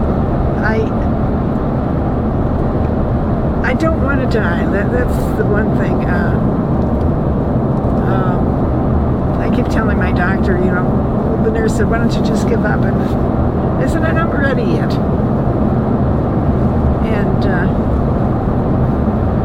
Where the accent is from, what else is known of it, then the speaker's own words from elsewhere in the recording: Ohio, United States; moved away as an adult; also born or lived in Chicago / Texas / Illinois / New Jersey; I grew up in Ohio